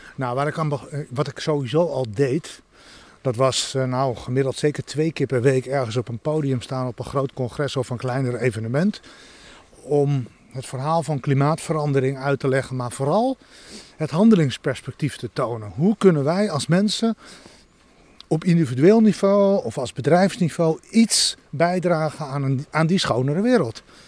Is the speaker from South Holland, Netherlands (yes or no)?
no; Santpoort, North Holland, Netherlands; In het dorpje achter de duinen, Sampoort